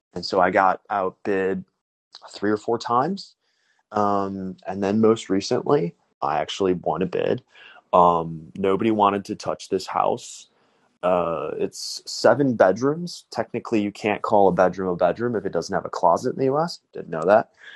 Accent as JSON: {"language": "English", "town": "Chicago", "region": "Illinois", "country": "United States", "also_born_or_lived": "South Korea / Bucharest, Romania", "said": "I'm from Chicago, uh, adopted from Korea"}